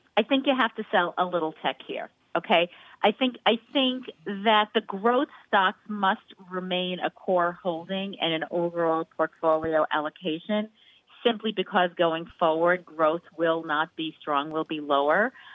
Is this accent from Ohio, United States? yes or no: no; New York, United States; I'm a New Yorker